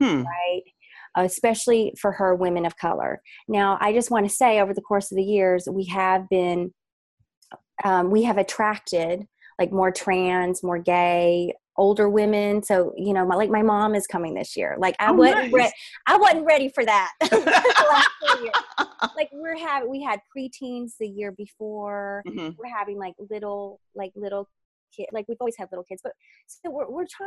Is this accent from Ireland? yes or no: no; the South, United States; I grew up in the South as the only Asian, you know, half Asian kid